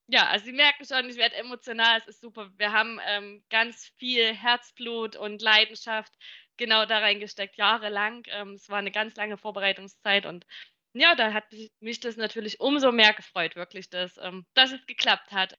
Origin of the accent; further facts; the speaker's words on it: Chemnitz, Saxony, Germany; als Ur-Chemnitzer